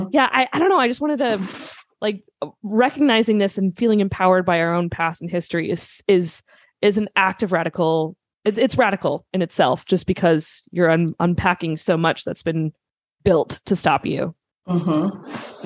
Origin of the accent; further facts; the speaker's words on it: Minnesota, United States; I'm from Minnesota, so my vowels sound ridiculous